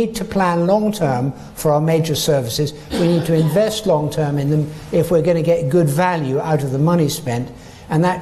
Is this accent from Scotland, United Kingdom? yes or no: yes; Scotland, United Kingdom; I'm a Scottish Chartered Accountant